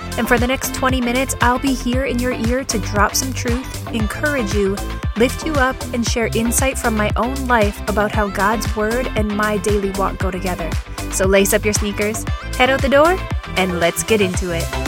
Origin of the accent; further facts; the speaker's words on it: Saskatchewan, Canada; I'm actually really glad I grew up in Saskatchewan, Canada